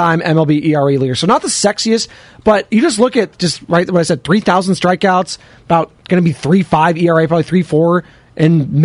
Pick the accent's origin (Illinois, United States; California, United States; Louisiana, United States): California, United States; Monterey; I grew up down in Monterey